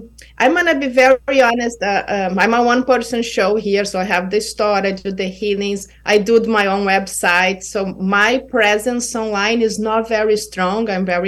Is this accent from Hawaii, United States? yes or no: yes; Kauai, Hawaii, United States; It was like, I was from Kauai, you know, we don't have big stadiums here now.